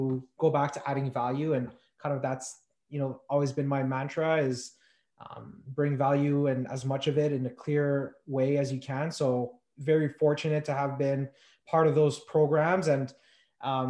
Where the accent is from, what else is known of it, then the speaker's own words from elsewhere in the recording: Montreal, Quebec, Canada; also born or lived in Morocco; I was born in Morocco. We moved to Montreal. I was 2 years old. So I grew up in the West Island of Montreal